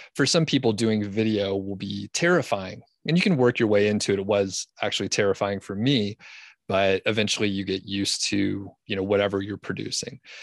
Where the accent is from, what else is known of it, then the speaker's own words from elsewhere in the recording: Georgia, United States; moved away as an adult; also born or lived in Bozeman, Montana / Boulder County, Colorado; now in Colorado, United States; I'm from Georgia originally, and lived there, you know, my whole life up until, like, twenty fifteen or so